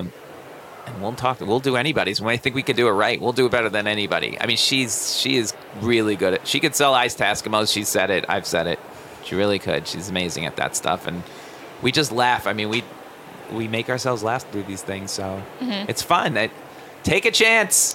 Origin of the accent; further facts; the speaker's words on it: New York City, New York, United States; I'm a comedian from New York City.